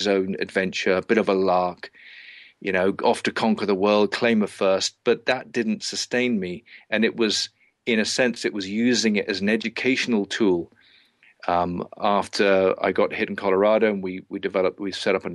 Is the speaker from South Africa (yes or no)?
no; England, United Kingdom; moved away as an adult; I left England all those years ago